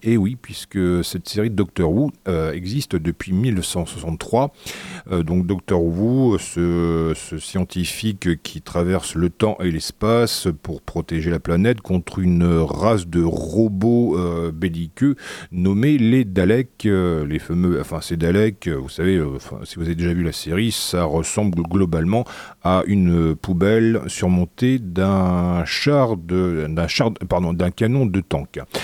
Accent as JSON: {"language": "French", "country": "France", "accent": "Frenchy", "said": "mon bel accent Frenchy"}